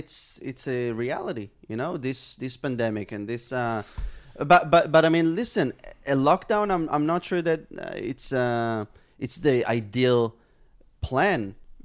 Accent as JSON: {"language": "English", "country": "Israel", "tie": "born or raised there", "said": "I was born and raised here in Israel."}